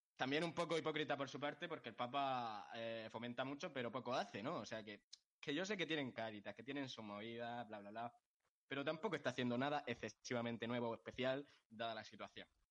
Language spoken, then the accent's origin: Spanish; Molina de Segura, Region of Murcia, Spain; mi pueblo, de Molina de Segura, porque de aquí solo salen cosas